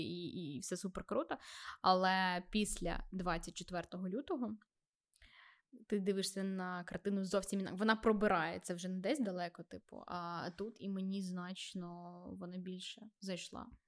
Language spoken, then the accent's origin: Ukrainian; Vinnytsia, Vinnytsia Oblast, Ukraine; фізично я не з Донбасу, я з Вінниці